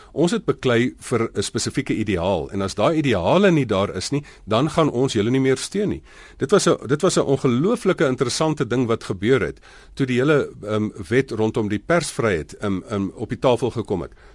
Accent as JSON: {"language": "Afrikaans", "country": "South Africa"}